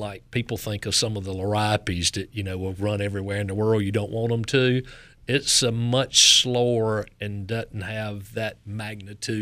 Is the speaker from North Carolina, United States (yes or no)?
yes; Knightdale, North Carolina, United States; accent: Southern; Eastern Wake County all my life outside of Knightdale.